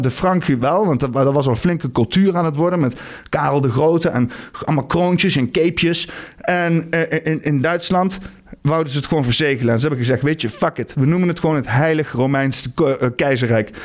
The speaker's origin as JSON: {"language": "Dutch", "country": "Netherlands"}